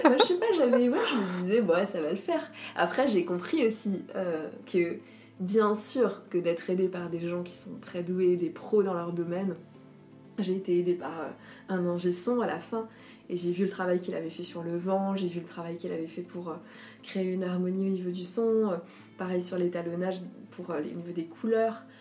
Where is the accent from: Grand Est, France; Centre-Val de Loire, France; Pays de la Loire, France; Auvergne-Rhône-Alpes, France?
Grand Est, France; Alsace; la maison où j'ai grandi, en Alsace